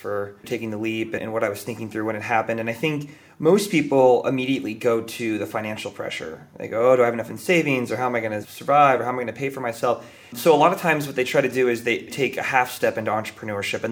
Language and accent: English; Bay Area, California, United States; I grew up in the Bay Area, which has got to be one of the most privileged places to grow up in the entire world